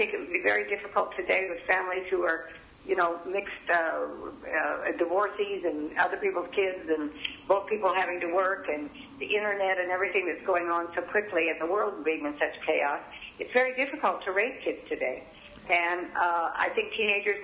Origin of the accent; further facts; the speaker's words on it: Reno, Nevada, United States; I was raised with Marianne in Reno, Nevada, where there was gambling and prostitution and divorce. And our high school was number one in the country while I was going to school